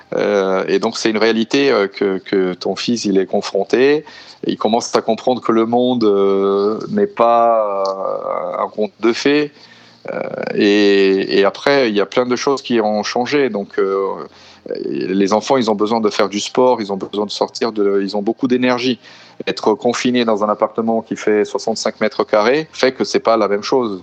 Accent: São Paulo, Brazil; moved away as an adult; also born or lived in France; now in Italy; je suis originaire de São Paulo. ça fait déjà huit ans que j'habite en Europe

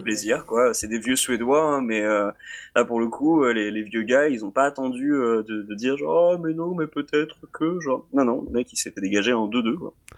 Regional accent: France; en tant que Français

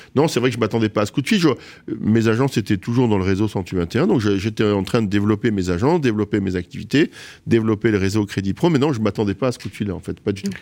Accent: Marrakech, Marrakesh-Safi, Morocco; moved away as an adult; now in Paris, France; je suis né à Marrakech

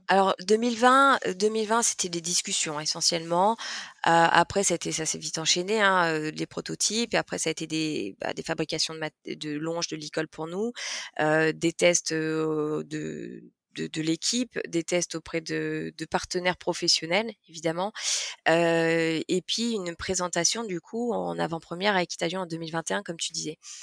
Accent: Lyon, Auvergne-Rhône-Alpes, France; nous on est, on est lyonnais, on a, on a des modes de vie urbains

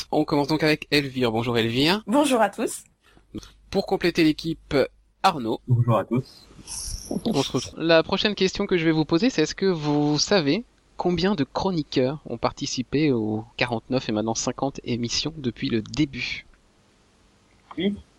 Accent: France; en tant que Français

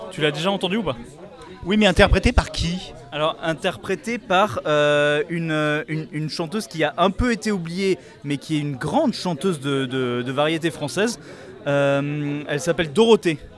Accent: Grand Est, France; que je viens d'Alsace

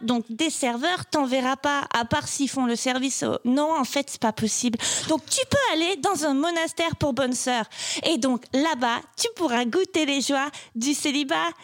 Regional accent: Marseille, Provence-Alpes-Côte d'Azur, France; accent: Marseille; je viens de, du sud de la France. Et, et donc, je commence la première réplique avec un accent marseillais poussé un peu à la caricature, parce que, parce que je viens de Marseille

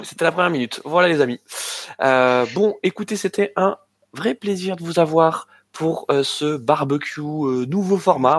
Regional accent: France; en tant que Français

